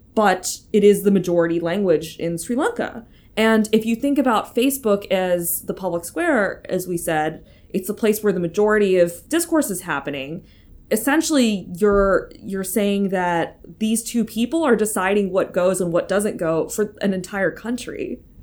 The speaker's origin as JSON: {"language": "English", "country": "United States", "moved": "yes", "said": "as an American, like, living abroad"}